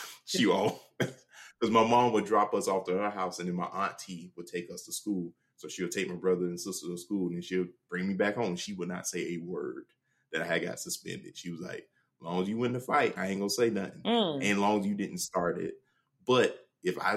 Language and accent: English; Jacksonville, Florida, United States; Some of the neighborhoods I grew up in Jacksonville